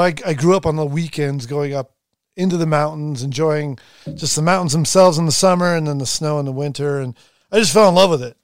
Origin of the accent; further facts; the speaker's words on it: Long Beach, California, United States; I grew up in Southern California. I wasn't, I was in Long Beach